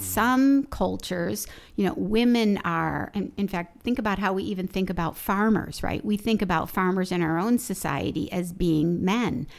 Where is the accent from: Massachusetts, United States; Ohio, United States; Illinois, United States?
Illinois, United States; Chicago; I grew up in Chicago, so it was an incredibly segregated city as well